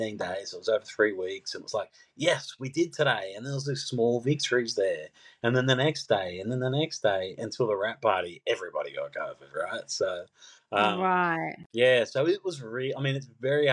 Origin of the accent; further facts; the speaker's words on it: Sydney, New South Wales, Australia; I grew up in Mount Druitt